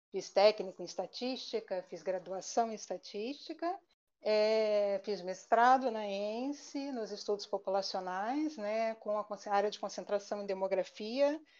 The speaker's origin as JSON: {"language": "Portuguese", "region": "Rio de Janeiro", "country": "Brazil", "tie": "born or raised there", "said": "Eu sou do Rio, sou carioca, mas a minha família é predominantemente mineira. Parte da minha família é de Juiz de Fora, minha família materna, minha família paterna é de Cambuquira, né?"}